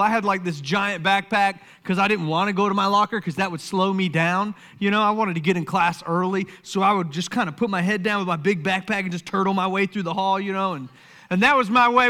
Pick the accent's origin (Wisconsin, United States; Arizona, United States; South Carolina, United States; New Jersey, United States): South Carolina, United States; Summerville; I grew up in Somerville, South Carolina